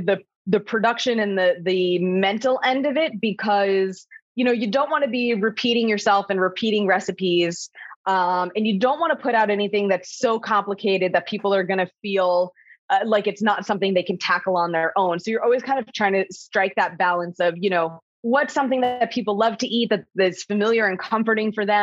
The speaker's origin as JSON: {"language": "English", "region": "New Jersey", "country": "United States", "said": "I'm from North Jersey."}